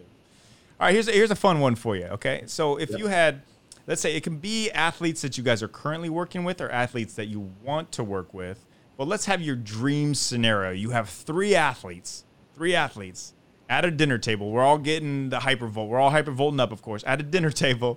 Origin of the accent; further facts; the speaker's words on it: Kansas City, Missouri, United States; I'm from Kansas City